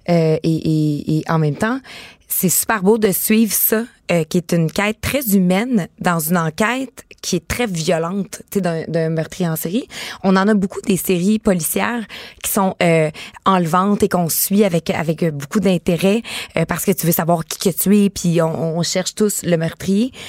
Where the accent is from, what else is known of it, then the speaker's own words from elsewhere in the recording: Rivière-du-Loup, Quebec, Canada; on vient de Rivière-du-Loup les deux